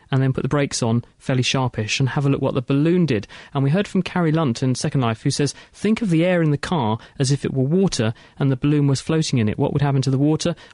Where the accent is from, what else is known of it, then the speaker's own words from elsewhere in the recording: Edinburgh, Scotland, United Kingdom; I'm from Edinburgh.